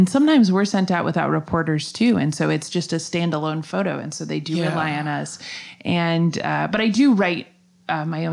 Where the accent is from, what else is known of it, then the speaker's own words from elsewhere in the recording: Minneapolis, Minnesota, United States; also born or lived in Chicago; now in St. Petersburg, United States; I was born in Chicago, and I grew up in Minneapolis